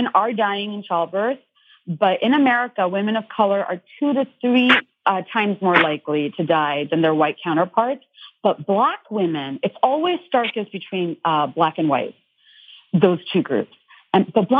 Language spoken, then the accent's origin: English; Dhaka, Dhaka Division, Bangladesh; moved away; I grew up in Bangladesh, which is Dhaka, Bangladesh